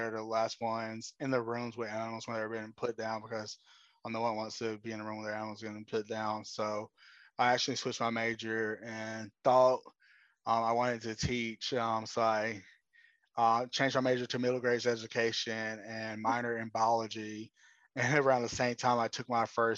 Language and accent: English; Austell, Georgia, United States; also born or lived in Atlanta, Georgia; I'm from a smaller city outside of Atlanta called Austell. I was born in Atlanta and grew up in Austell